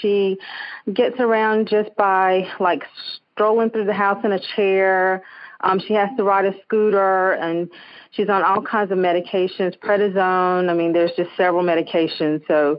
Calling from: Greensboro, North Carolina, United States; Greensboro, North Carolina.

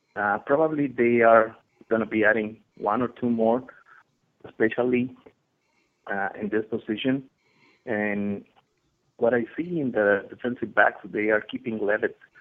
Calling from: Chihuahua, Mexico; I'm calling from Chihuahua, Mexico.

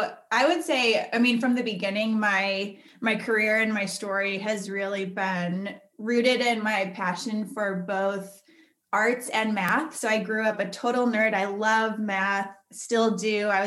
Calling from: Salt Lake City, Utah, United States; I'm calling in from Salt Lake City.

